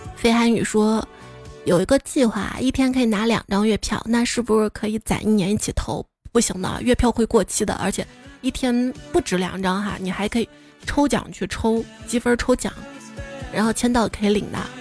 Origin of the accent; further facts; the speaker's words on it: the Northwest, Northwest China, China; 我是西北的